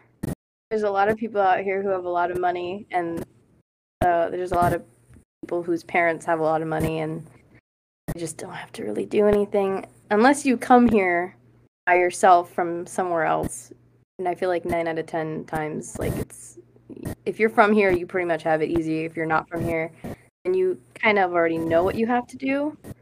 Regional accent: Chicago, Illinois, United States; now in California, United States; because I'm coming from the Midwest and. And then Chicago, the city, it's like, I have like a idea of how to hustle.

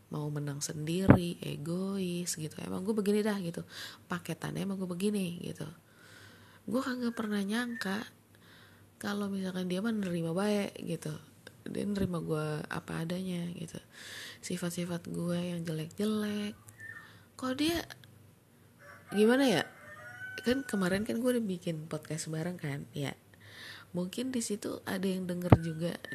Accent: Padang, West Sumatra, Indonesia; gue orang Padang pacar gue juga orang Padang

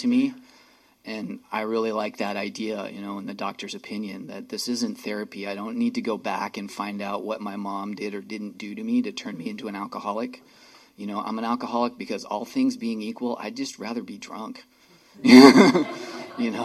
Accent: Santa Cruz, California, United States; moved away as an adult; also born or lived in San Francisco; now in Seattle, United States; I got sober in Santa Cruz, California in 1989 when I was 22

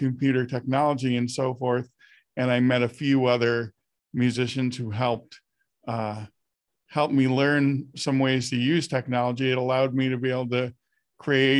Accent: Buffalo, New York, United States; I'm from Buffalo, New York

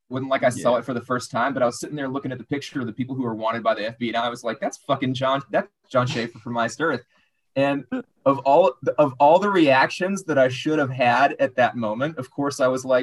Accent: Arkansas, United States; I actually grew up in the state directly south of you. I'm from Arkansas

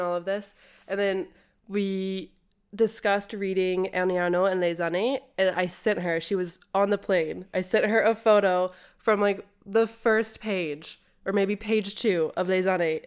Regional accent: United States; I'm American

